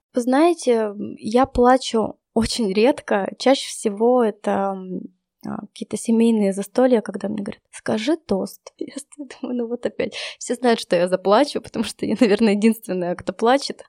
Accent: Yekaterinburg, Sverdlovsk Oblast, Russia; мой родной город Екатеринбург

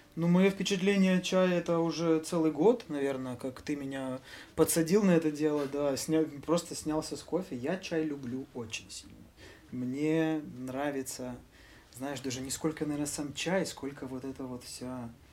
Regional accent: Mykolaiv, Mykolaiv Oblast, Ukraine; мы себя называем всегда николаевскими ребятами

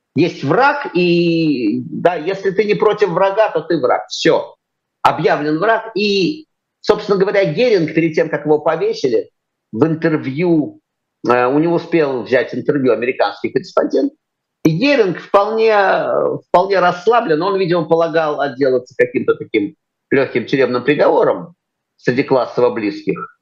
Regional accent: Moscow, Russia; я, московский мальчик с чистых

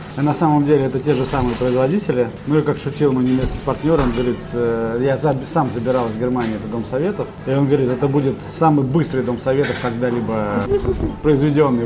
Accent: Kaliningrad, Kaliningrad Oblast, Russia; родился и вырос в Калининграде. Я горжусь тем, что я калининградец

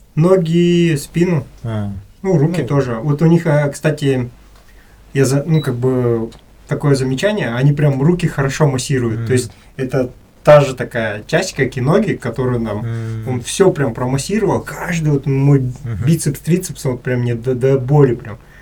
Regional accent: Kazakhstan; я, с казах, с Казахстана приехал

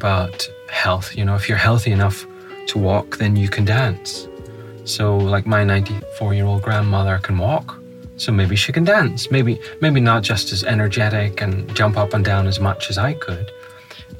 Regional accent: Northern Ireland, United Kingdom; accent: Northern Irish; It's my Northern Irish accent, so it is.

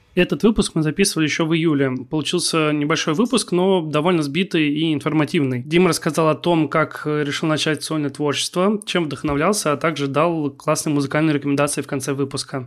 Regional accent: Kaliningrad, Kaliningrad Oblast, Russia; я из Калининграда, и в Калининграде, мне кажется, в принципе, можно было бы жить

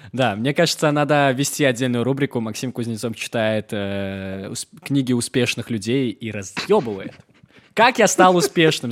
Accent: Belarus; now in Georgia; я вообще э, из Беларуси, ну, на русском говорю

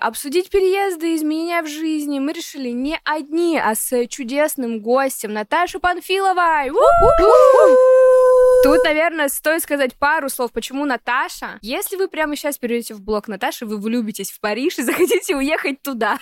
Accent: Vologda, Vologda Oblast, Russia; moved away as an adult; also born or lived in Saint Petersburg; в 18 лет из своего родного города Вологда

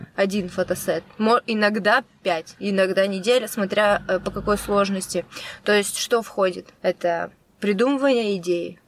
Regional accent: Kostroma, Kostroma Oblast, Russia; moved away; я из Костромы

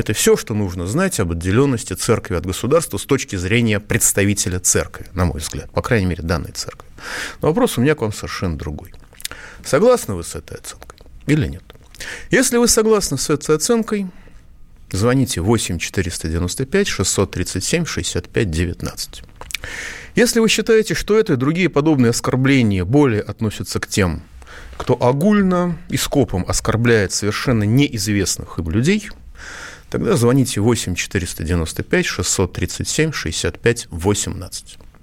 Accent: Moscow, Russia; я как москвич

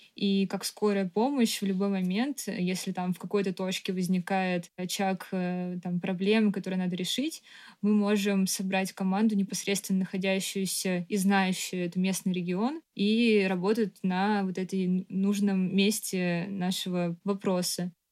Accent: Moscow, Russia; Я родилась в Москве и всю жизнь жила здесь

